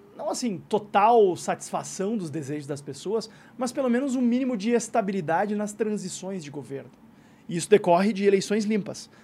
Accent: Brazil; não é minha terra. Não é não, não estão as pessoas que eu amo, não estão as, as minhas conexões pessoais, afetivas, culturais, as minhas referências

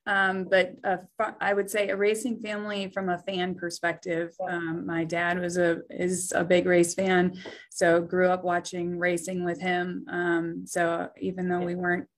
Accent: Colby, Wisconsin, United States; moved away; I grew up in central Wisconsin, actually on a dairy farm. I'm a farm girl at heart and family is still on that dairy farm in Colby, Wisconsin

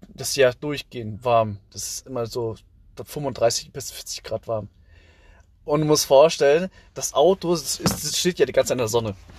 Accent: Southern Vietnam, Vietnam; now in Germany; Ich komme ja aus dem Süden

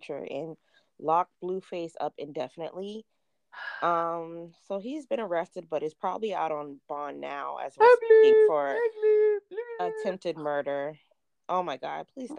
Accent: South Carolina, United States; I'm born and raised in South Carolina

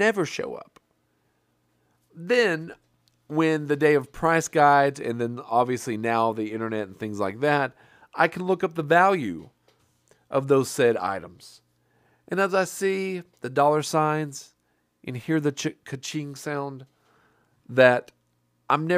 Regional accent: Wise, Virginia, United States; also born or lived in Oak Harbor, Washington; We moved from Wise, Virginia, all the way across America to Washington State

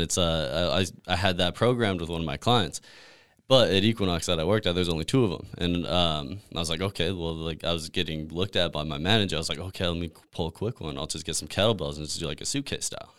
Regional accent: New Mexico, United States; moved away as an adult; also born or lived in Denver, Colorado; now in California, United States; I grew up in New Mexico

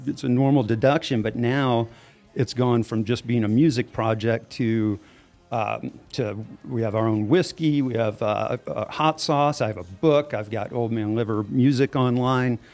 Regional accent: Louisiana, United States; moved away; I'm from Louisiana originally

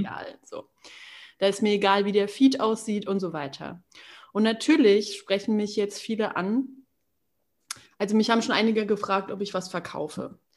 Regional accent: Berchtesgadener Land, Bavaria, Germany; Ich komme aus dem, aus dem Berchtesgadener Land

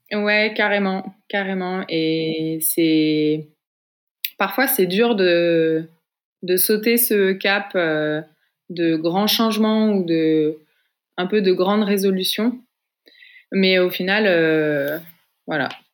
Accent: Paris region, west of Paris, Île-de-France, France; j'ai grandi en région parisienne, à l'ouest de Paris

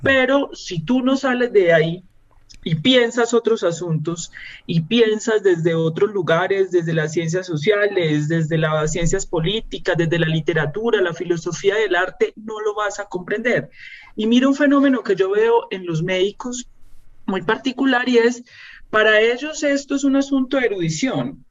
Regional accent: Medellín, Antioquia, Colombia; moved away as an adult; also born or lived in Colombian Caribbean coast (family origin); now in Bogotá, Colombia; como buena antioqueña de origen costeño que soy yo, yo siempre dije, yo me voy de, eh, salgo de Medellín

